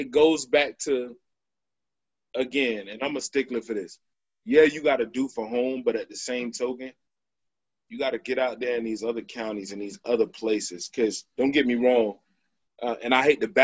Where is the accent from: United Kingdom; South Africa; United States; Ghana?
United States; Pompano Beach, Florida; we all grew up in Pompano